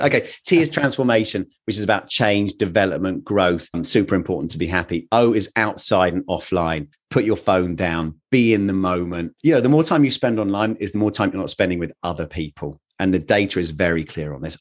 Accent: England, United Kingdom; I am very English

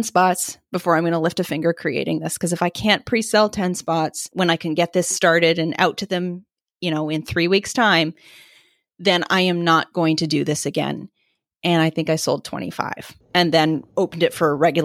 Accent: Vancouver, British Columbia, Canada; also born or lived in East Coast of Canada; now in East Coast, Canada; so I live on the East Coast of Canada now. I'm from the West Coast. My family is still there

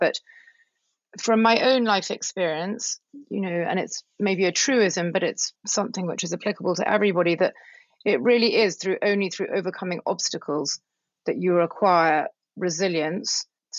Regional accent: the English countryside, England, United Kingdom; moved away as an adult; also born or lived in Moscow, Russia; I was born in the English countryside. I grew up a very sort of English childhood with ponies, being outside. But, you know, I grew up in the 70s. We didn't really travel as a family. I'm one of four children. And I had a very English life, really.

